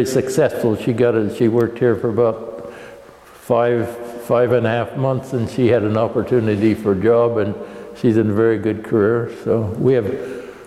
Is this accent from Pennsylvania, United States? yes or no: no; Ballston, Oregon, United States; I was born in Ballston, Oregon, which is 10 miles from here